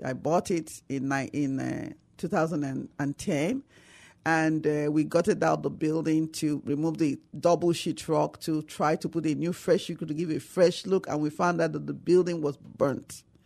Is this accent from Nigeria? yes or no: yes; Nigeria; moved away as an adult; now in San Antonio, United States; Nigeria. I came from Nigeria